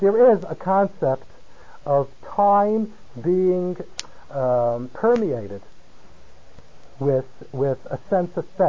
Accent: California, United States; moved away; I come from California.

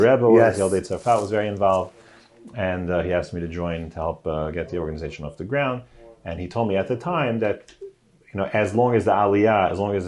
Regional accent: New York City, New York, United States; So I grew up in the Kensington section in Brooklyn. That's Borough Park, Flatbush, Kensington

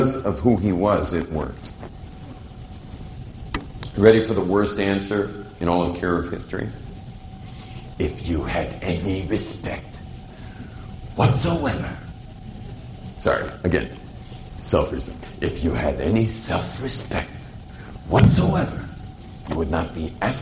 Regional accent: California, United States; moved away; I come from a world in California. I grew up basically in the Pacific Ocean

